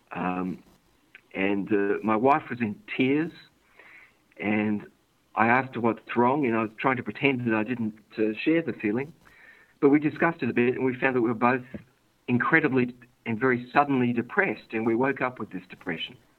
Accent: Sydney, New South Wales, Australia; I was born here in Sydney.

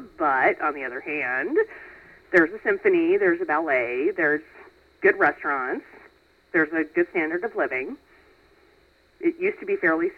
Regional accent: Omaha, Nebraska, United States; also born or lived in Fort Worth, Texas / New Orleans, Louisiana / Austin, Texas; Well, I'm 36, pretty much born and raised in Omaha. Currently working as an administrative assistant. Lived in Omaha till I was 18, moved away, went to college, came back when I was about 30.

